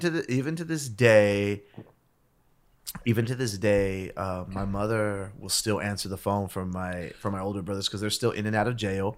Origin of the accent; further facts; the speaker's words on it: Los Angeles, California, United States; also born or lived in South Gate / Downey; we grew up in East Los Angeles